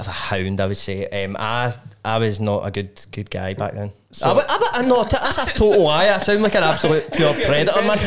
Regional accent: Scotland, United Kingdom; we're all Scottish

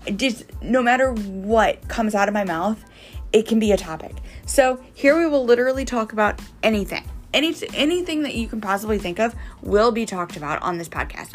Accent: Missouri, United States; I'm from Missouri

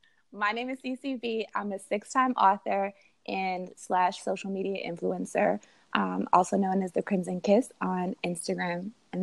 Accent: Montreal, Quebec, Canada; I'm from Montreal, Canada.

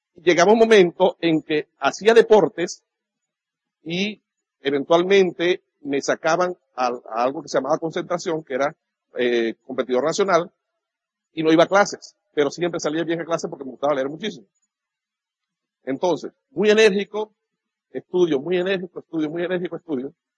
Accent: Venezuela; nazco el 24 de julio, esa fecha en Venezuela es un día patrio

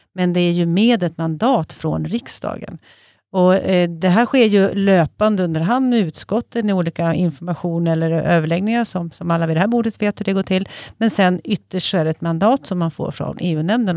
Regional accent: near Leksand, Dalarna County, Sweden; Jag är uppvuxen nära Leksand, så jag är, i Dalarna i och för sig

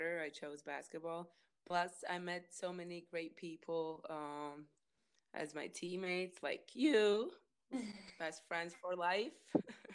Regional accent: Kandava, Tukums Municipality, Latvia; I'm from Latvia, little town Kandava

